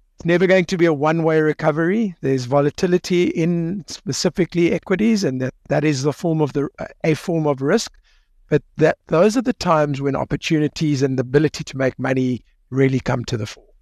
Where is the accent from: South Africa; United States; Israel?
South Africa; as a South African